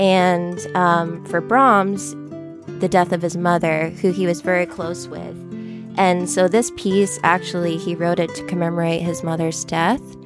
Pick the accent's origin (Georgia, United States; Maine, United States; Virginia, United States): Maine, United States; York; also born or lived in Fort Wayne, Indiana / Boston, Massachusetts; now in Toledo, United States; I'm originally from York, Maine, very far from here and different. And I've lived in Toledo now for almost three years.